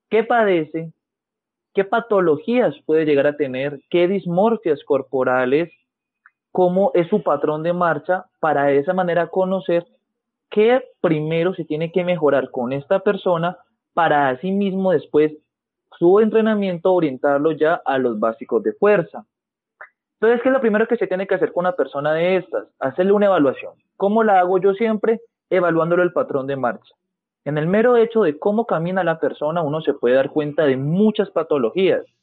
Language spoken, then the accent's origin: Spanish; Cali, Valle del Cauca, Colombia; Soy fisioterapeuta, soy de Colombia, específicamente de Cali, tengo 24 años.